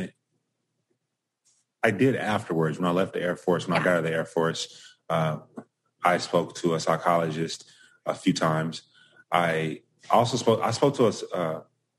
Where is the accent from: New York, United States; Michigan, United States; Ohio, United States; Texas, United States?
Texas, United States; Dallas; now in Austin, United States; I'm from Dallas